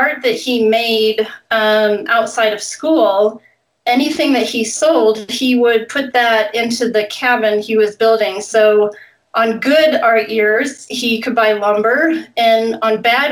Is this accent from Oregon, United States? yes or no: yes; Eugene, Oregon, United States; now in Wyoming, United States; I grew up in Oregon, in Western Oregon, Eugene.